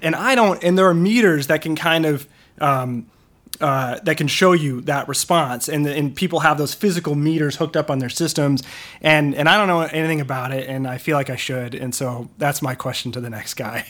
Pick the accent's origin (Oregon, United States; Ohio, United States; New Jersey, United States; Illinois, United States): Illinois, United States; Wilmette; moved away; I'm from, um, uh, will met, uh, so basically, uh, the northern suburbs of Chicago, just north of the city